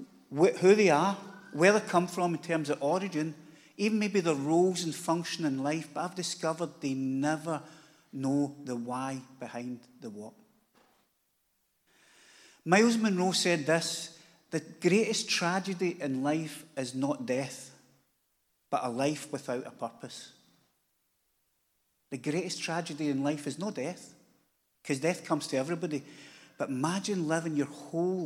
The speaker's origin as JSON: {"language": "English", "town": "Glasgow", "region": "Scotland", "country": "United Kingdom", "tie": "born or raised there", "said": "I live in Glasgow, lived there my whole life, which is 57 years"}